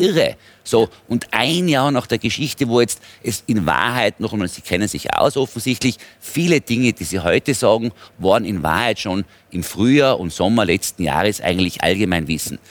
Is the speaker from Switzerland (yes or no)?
no; Austria; bei uns in Österreich